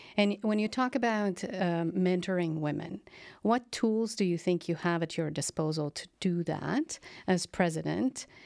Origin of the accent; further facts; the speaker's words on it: Slovenia; Slovenia, my home country